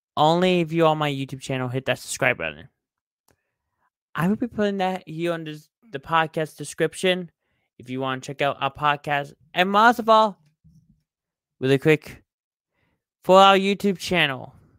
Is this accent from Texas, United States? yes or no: yes; Texas, United States; I'm a Texas boy for life, guys. Come on. I'm from Texas.